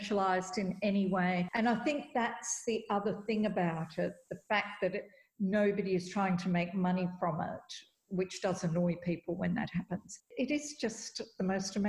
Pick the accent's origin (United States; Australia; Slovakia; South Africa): Australia; Perth, Western Australia; I'm from Perth, and we were both in Boston